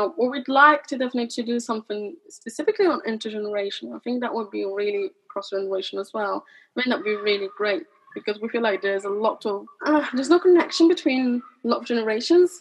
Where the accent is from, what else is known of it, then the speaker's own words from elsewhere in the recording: London, United Kingdom; I grew up in East London, you know, I understand struggle. I was a migrant kid myself